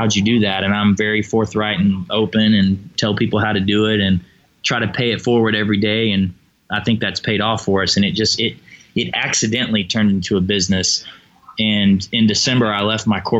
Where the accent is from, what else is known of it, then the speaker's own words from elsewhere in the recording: Tennessee, United States; now in Texas, United States; I was born in Tennessee and grew up on pork